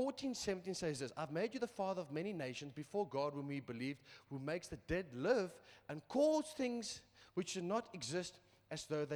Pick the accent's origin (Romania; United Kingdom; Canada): United Kingdom; England; I'm English